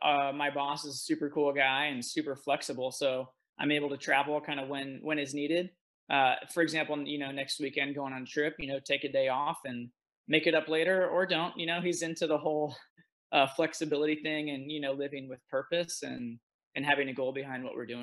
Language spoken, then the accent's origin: English; Philippines; So I actually grew up overseas. So I grew up in Southeast Asia. And in the Philippines